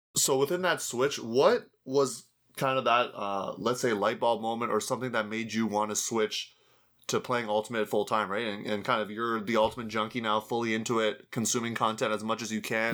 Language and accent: English; Canada; my home country there of Canada